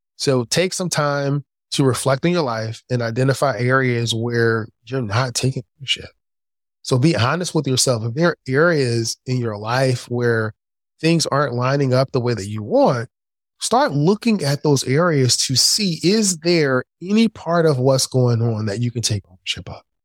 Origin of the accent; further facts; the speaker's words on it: Philadelphia, Pennsylvania, United States; I grew up in Philadelphia. the inner city of Philadelphia.